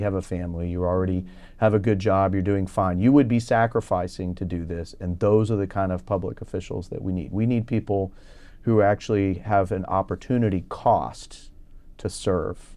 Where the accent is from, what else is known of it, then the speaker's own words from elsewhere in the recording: Houston, Texas, United States; also born or lived in Minnesota / St. Louis, Missouri; I was uh, born uh, in Minnesota, outside the Twin Cities, and I moved to the Houston area when I was five.